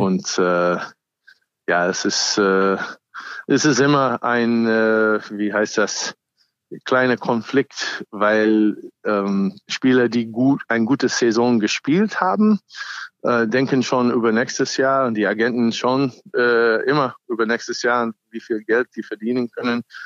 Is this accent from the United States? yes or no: yes; United States; German is a second language; now in Germany; ich bin auch ursprünglich Amerikaner